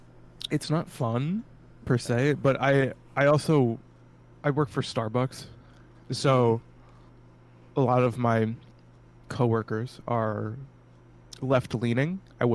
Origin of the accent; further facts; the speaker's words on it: Ohio, United States; I am a socialist from Ohio.